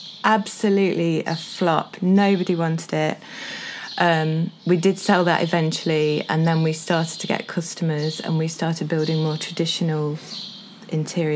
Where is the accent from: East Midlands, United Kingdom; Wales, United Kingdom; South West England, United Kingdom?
East Midlands, United Kingdom; Sandiacre; also born or lived in London; I was brought up in Sandyacre, which is near here